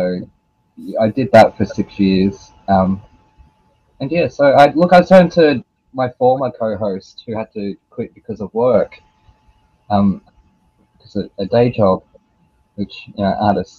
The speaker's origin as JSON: {"language": "English", "country": "Australia", "said": "I'm Australian"}